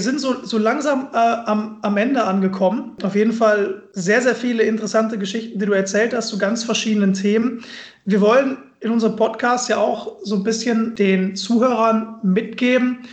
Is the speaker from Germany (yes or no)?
yes; Mülheim an der Ruhr, North Rhine-Westphalia, Germany; moved away as an adult; now in Düsseldorf, Germany; in Müller bei der Ruhr in meiner Heimat